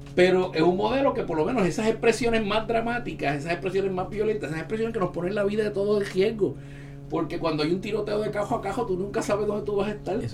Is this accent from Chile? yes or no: no; Ponce, Puerto Rico; Yo soy de la playa de Ponce